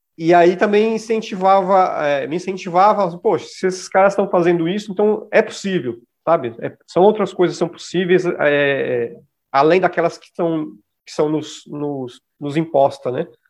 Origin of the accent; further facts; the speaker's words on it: São Paulo, Brazil; eu sou de São Mateus, que é um bairro que tem grupos de raps muito importantes